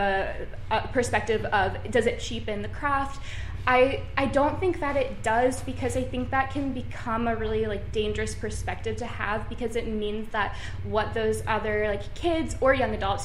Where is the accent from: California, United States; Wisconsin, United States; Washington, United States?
Washington, United States; Seattle; now in New York, United States; I'm from Seattle and then now I live in New York